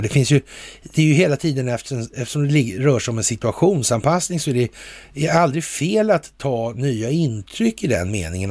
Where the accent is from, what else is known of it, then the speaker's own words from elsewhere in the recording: Sweden; som svensk